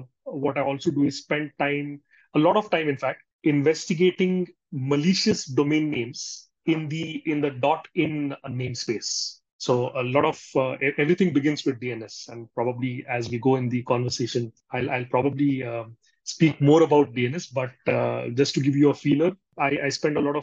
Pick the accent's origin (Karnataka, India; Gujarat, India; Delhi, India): Karnataka, India; Belgaum; also born or lived in Bangalore; go back to my hometown, which is Belgaum